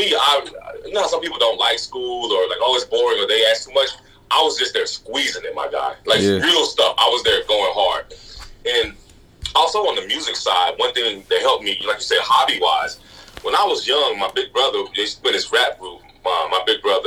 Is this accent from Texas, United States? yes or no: yes; Grand Prairie, Texas, United States; moved away as an adult; also born or lived in Dallas, Texas; now in Maine, United States; I was born in Dallas. I grew up kind of right next to Dallas in a city called Grand Prairie